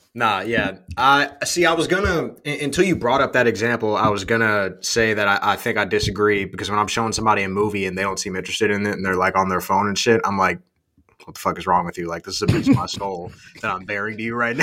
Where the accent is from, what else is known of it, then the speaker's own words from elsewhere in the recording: United States; I'm from the USA.